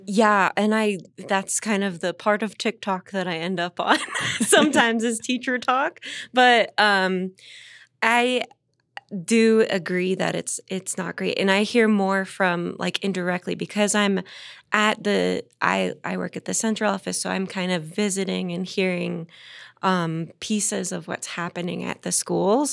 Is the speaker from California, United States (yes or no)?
yes; Southern California, United States; now in Denver, United States; I'm from Southern California